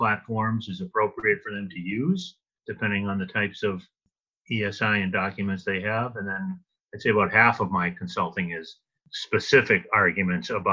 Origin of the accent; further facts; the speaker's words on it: Louisiana, United States; my home state of Louisiana